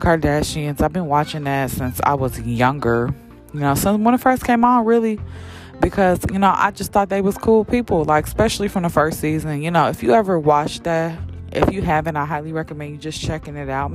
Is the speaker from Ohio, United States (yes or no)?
no; Champaign, Illinois, United States; also born or lived in Chicago, Illinois; I've been in Champaign since I was like 10. I just say I'm from Champaign